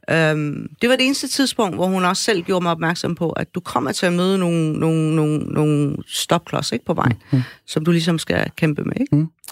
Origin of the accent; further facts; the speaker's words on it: Afghanistan; now in Denmark; Jeg er fra mm. Afghanistan.